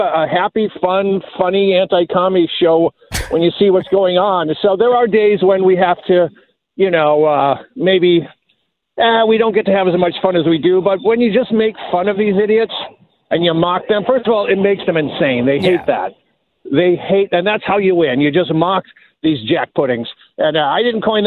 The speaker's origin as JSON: {"language": "English", "town": "Detroit", "region": "Michigan", "country": "United States", "tie": "born or raised there", "said": "growing up in Detroit"}